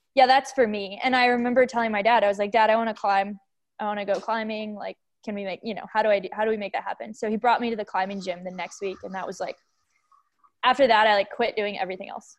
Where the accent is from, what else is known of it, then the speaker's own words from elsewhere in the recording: Boulder, Colorado, United States; I grew up in Boulder, Colorado.